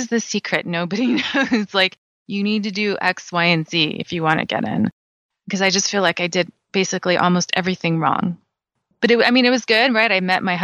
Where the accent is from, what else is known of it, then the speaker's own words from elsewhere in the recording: California, United States; I'm born and raised in California